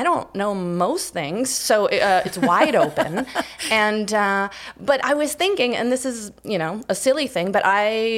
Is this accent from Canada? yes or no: yes; Canada; moved away; I grew up in Canada.